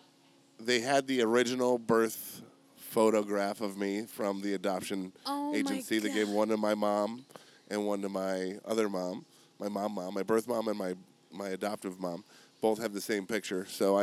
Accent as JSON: {"language": "English", "town": "Buffalo", "region": "New York", "country": "United States", "moved": "yes", "said": "So I'm originally from Buffalo, New York."}